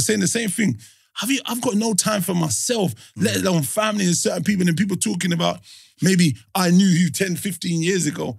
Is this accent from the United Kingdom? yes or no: yes; London, United Kingdom; we're from London.